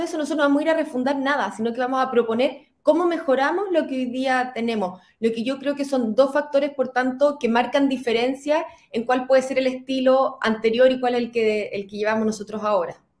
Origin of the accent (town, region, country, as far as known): Chile